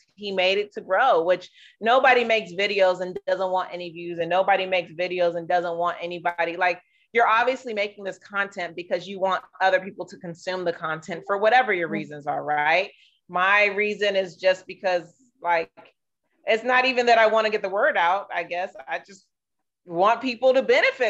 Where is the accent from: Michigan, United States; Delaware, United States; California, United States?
California, United States; San Diego; moved away as an adult; I grew up in San Diego